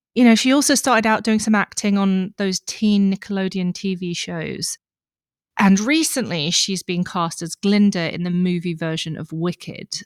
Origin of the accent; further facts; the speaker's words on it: Australia; growing up in Australia